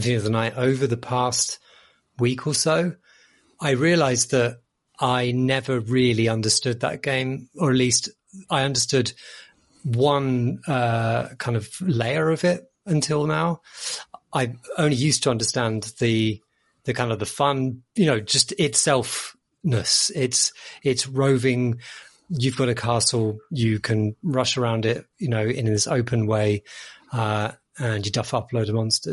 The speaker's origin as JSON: {"language": "English", "country": "United Kingdom", "said": "we are British"}